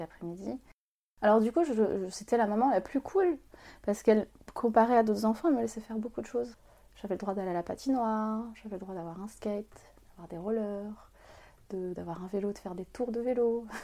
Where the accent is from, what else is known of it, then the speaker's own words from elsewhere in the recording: France; also born or lived in Algeria / Vitry-sur-Seine, France; Je suis née en France, mais voilà, j'ai perdu un peu. Je parle arabe avec ma maîtresse